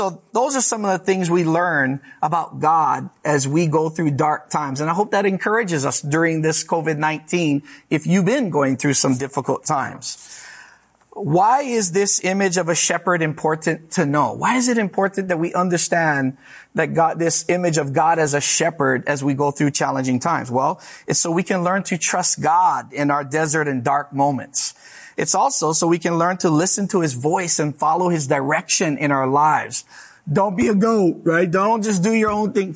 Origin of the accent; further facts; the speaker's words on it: Hawaii, United States; moved away; I'm from Hawaii.